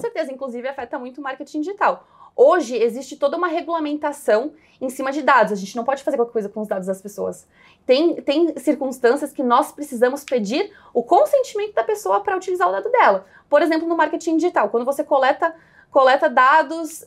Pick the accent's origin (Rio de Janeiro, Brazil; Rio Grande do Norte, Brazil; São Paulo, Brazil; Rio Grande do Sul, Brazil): Rio Grande do Sul, Brazil; Caxias do Sul; moved away as an adult; also born or lived in Porto Alegre; nasci em Caxias do Sul, é, tive toda uma formação assim bem católica, em, em escolas bem tradicionais da cidade